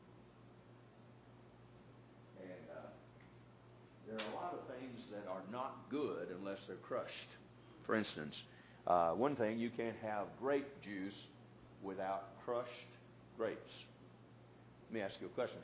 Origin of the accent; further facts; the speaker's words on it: the South, United States; when I was growing up in the South